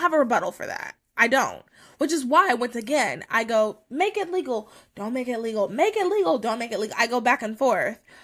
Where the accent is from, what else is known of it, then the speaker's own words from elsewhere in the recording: United States; as American